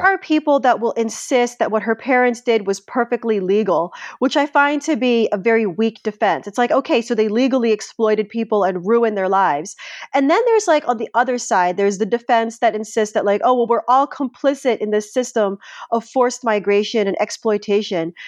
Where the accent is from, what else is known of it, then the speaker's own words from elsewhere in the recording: Philippines; as a Filipino